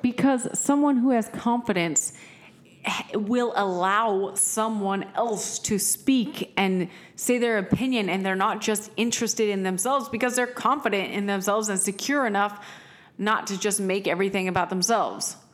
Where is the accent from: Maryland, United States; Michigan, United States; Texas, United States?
Texas, United States; Austin; we are from Austin